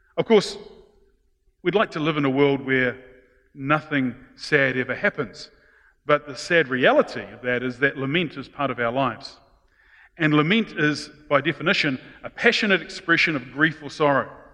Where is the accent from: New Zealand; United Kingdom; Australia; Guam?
New Zealand; being Kiwis, especially those brought up of good British stock